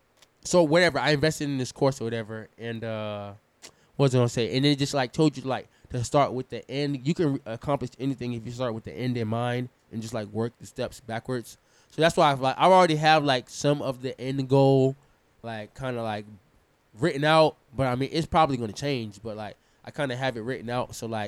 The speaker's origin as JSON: {"language": "English", "region": "New York", "country": "United States", "said": "I'm from New York. I know how to hustle."}